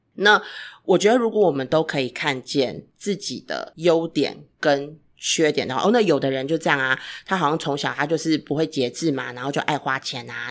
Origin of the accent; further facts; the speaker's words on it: Taiwan; 尤其在台湾长大的 孩子